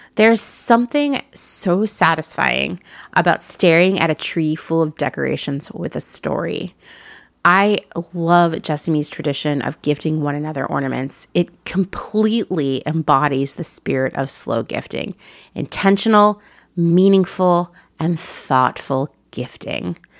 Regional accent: Portland, Oregon, United States; moved away; my former home, the place I think of as my hometown, Portland, Oregon

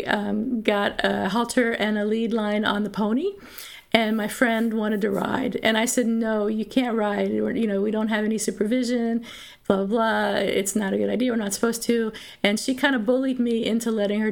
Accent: Pennsylvania, United States; I grew up in Pennsylvania in southeastern Pennsylvania near Philadelphia

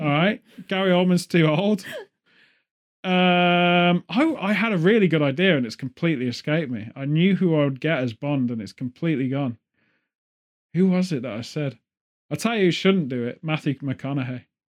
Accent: England, United Kingdom; as an English person

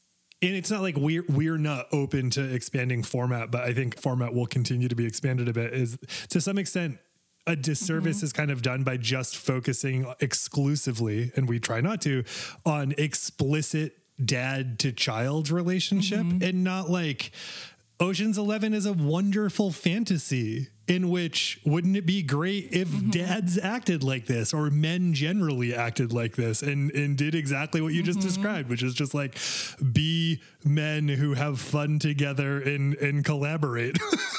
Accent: Maine, United States; I joke that I'm a Calvinist, and I joke that I'm from Maine, where we invented burning witches

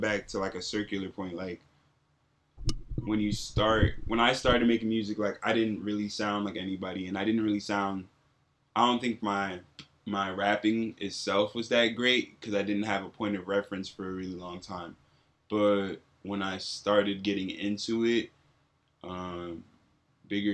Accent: New Jersey, United States; moved away as an adult; also born or lived in central Pennsylvania / Ghana (family); now in Los Angeles, United States; I've been in LA for on and off like 5 years. But I've mostly been in New Jersey, and I spent some time in central Pennsylvania

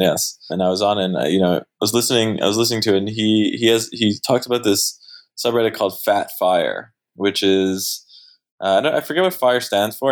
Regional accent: Canada; also born or lived in Montreal; I am Canadian

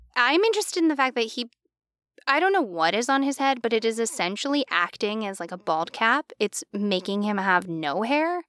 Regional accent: United States; I'm American

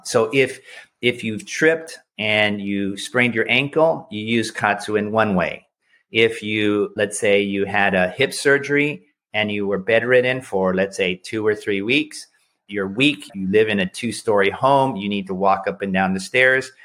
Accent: United States; as an American

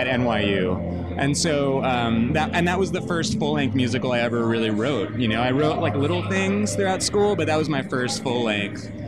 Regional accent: Long Island, New York, United States; I'm from Long Island originally

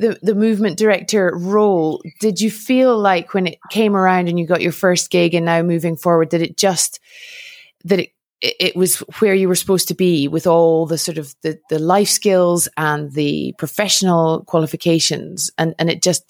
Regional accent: United Kingdom; moved away as an adult; from the perspective of a Brit who has lived abroad now for 12 years, and having been home very recently

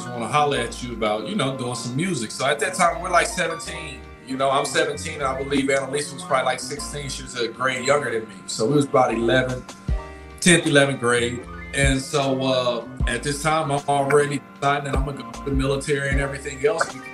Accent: Lake Charles, Louisiana, United States; moved away as an adult; also born or lived in San Angelo, Texas / San Antonio, Texas; when I grew up in Lake Charles

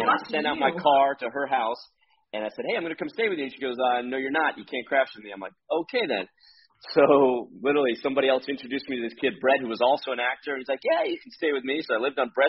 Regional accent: Miami, Florida, United States; Where I grew up in Miami

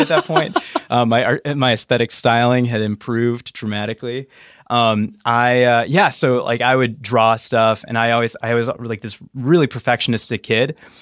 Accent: New Mexico, United States; moved away; I grew up in New Mexico

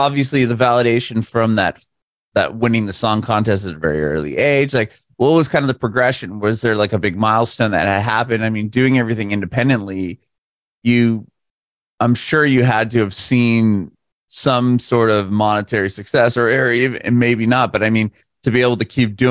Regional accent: San Diego, California, United States; growing up in San Diego

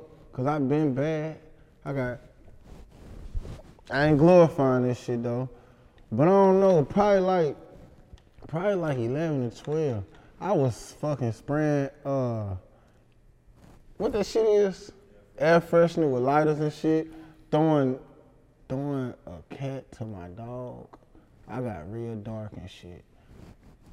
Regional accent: Helena, Arkansas, United States; I'm from Helena.

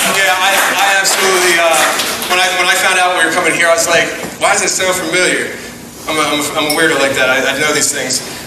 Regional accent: Philadelphia, Pennsylvania, United States; I'm from Philly

